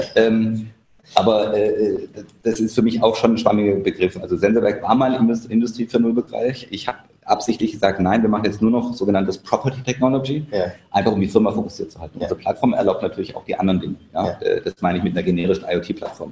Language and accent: German; Germany; als Deutscher